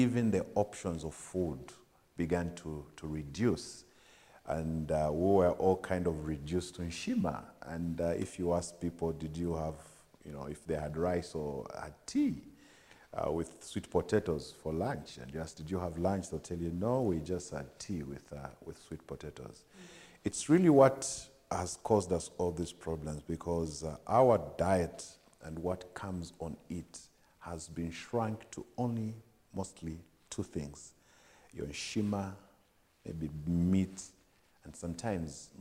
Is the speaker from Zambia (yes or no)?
yes; Livingstone, Southern Province, Zambia; I grew up in Livingstone. I mean, I was born and bred in Livingstone